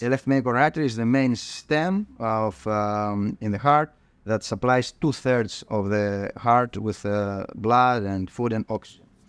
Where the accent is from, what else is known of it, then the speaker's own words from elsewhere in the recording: Thessaloniki, Central Macedonia, Greece; moved away as an adult; I grew up, uh, in, uh, in northern Greece. Um, Thessaloniki is my hometown.